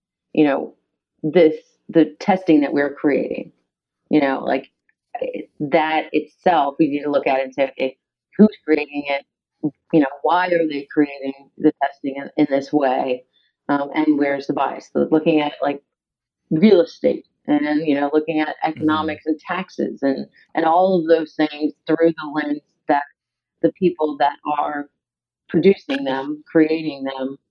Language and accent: English; Chesterfield, Virginia, United States; I grew up in Chesterfield, which isn't any different than Hanover